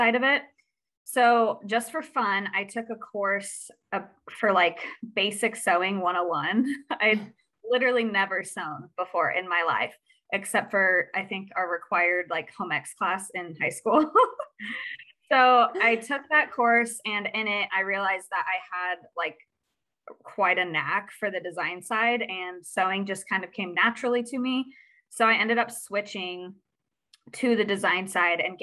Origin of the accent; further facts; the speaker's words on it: Midwest, United States; I was born and raised here in the Midwest